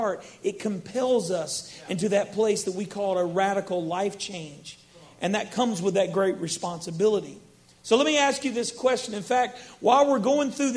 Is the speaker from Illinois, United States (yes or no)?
no; Baton Rouge, Louisiana, United States; also born or lived in Orange County, California; now in Baton Rouge, United States; I grew up here in Baton Rouge